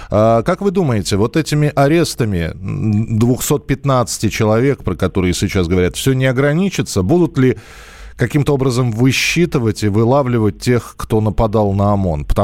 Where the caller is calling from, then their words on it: Russia; Э, мы э, живем, ну, так как мы вам звоним из России, мы не знаем сейчас белорусских законов